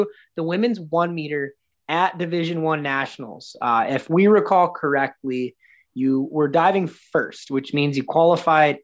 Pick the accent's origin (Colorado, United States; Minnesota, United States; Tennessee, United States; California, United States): Minnesota, United States; I'm from Minnesota